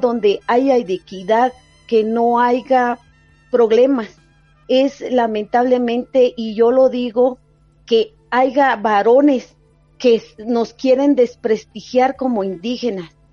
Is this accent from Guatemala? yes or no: yes; Palajunoj Valley, Quetzaltenango, Guatemala; mi pueblo, mi país